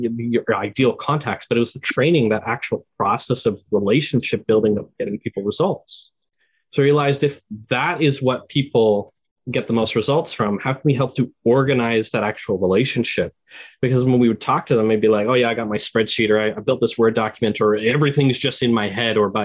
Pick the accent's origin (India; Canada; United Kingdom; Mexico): Canada; I'm Canadian